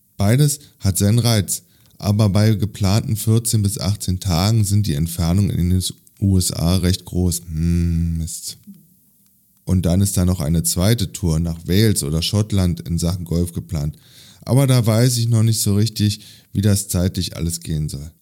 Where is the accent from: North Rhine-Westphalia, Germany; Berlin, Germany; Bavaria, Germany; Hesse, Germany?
Berlin, Germany; meine Heimatstadt Berlin